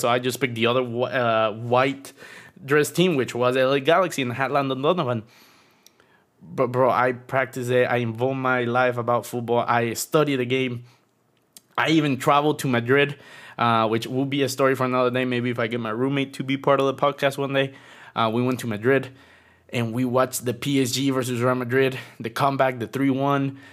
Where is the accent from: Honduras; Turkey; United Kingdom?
Honduras; Tegucigalpa, Francisco Morazán; now in Florida, United States; I'm originally from Honduras, and now I live in Florida.